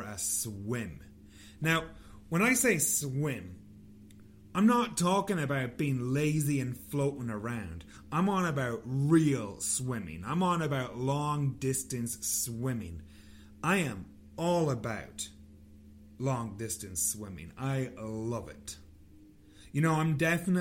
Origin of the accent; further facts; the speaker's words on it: Ireland; moved away; I'm Irish